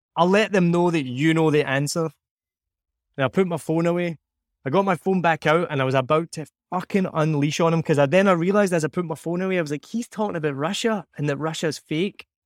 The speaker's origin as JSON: {"language": "English", "region": "Scotland", "country": "United Kingdom", "moved": "yes", "lives_now": "Vietnam", "said": "I say I'm Scottish or even filling in a form and there's no option. It's just English. I'll say I'm from Scotland"}